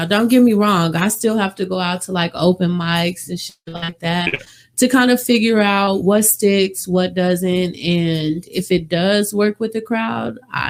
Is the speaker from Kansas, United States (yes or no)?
yes; Wichita, Kansas, United States; moved away as an adult; also born or lived in London, England; now in Las Vegas, United States; Wichita, Kansas is where I'm from.